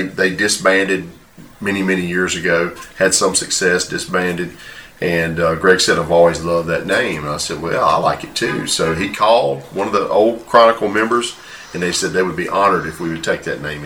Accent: southern Louisiana, United States; We played music and helped seed churches all over southern Louisiana

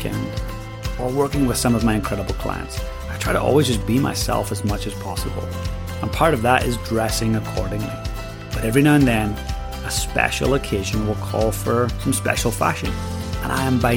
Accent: Northern Ireland, United Kingdom; growing up in Northern Ireland

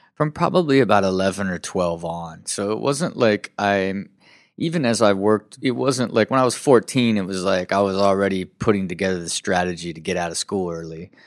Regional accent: Kettering, Ohio, United States; Uh, born and raised in Kettering, Ohio.

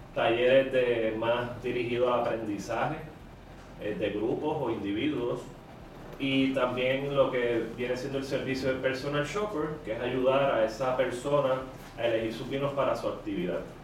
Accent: Carolina, Puerto Rico; also born or lived in San Francisco, United States; soy original de Carolina.

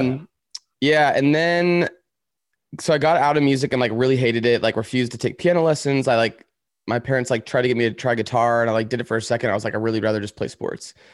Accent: Woodland, California, United States; also born or lived in San Francisco; now in Los Angeles, United States; I was born in a town called Woodland, which is, like, ten minutes away from Sacramento

